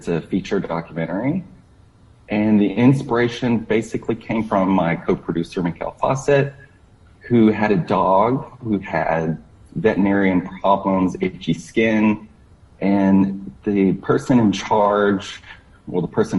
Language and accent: English; Florida, United States; I grew up in Florida, so I grew up with dogs, but they were outside dogs.